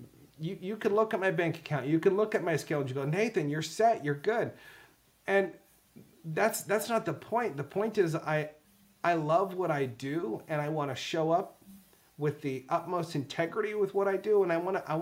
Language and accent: English; United States; I'm from America